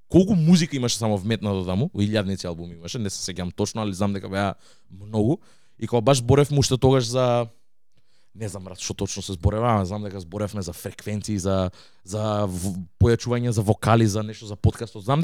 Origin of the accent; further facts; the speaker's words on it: Radoviš, North Macedonia; Јас сум од Радовиш